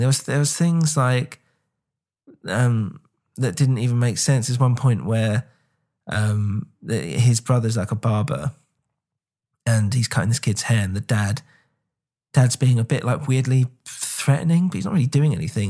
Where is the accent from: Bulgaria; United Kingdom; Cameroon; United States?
United Kingdom; England; I'm English